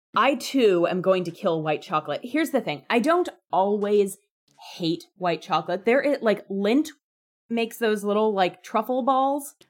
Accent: United States; I'm an American

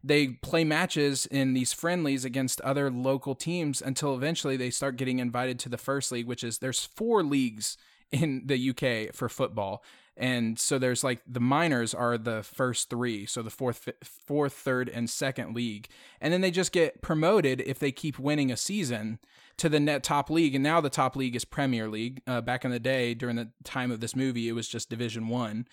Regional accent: Houston, Texas, United States; moved away; I'm originally from Houston

